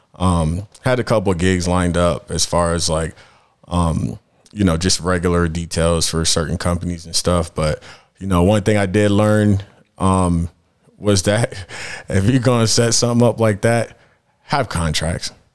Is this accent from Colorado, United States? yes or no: yes; Denver, Colorado, United States; I'm from Denver. I'm actually a Denver native, uh, and yeah, and that's where, that's where I'm at right now